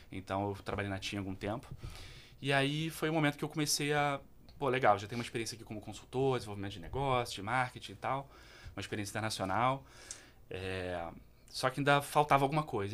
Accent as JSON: {"language": "Portuguese", "town": "Petrópolis", "region": "Rio de Janeiro", "country": "Brazil", "tie": "born or raised there", "said": "eu sou de Petrópolis, cantei num uhum. coral que é conhecido Legal. em Petrópolis durante muito tempo, chamado Coral dos Canarinhos"}